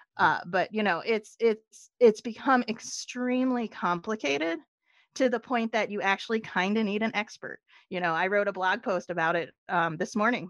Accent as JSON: {"language": "English", "town": "Philadelphia", "region": "Pennsylvania", "country": "United States", "moved": "yes", "said": "I am from Philadelphia originally"}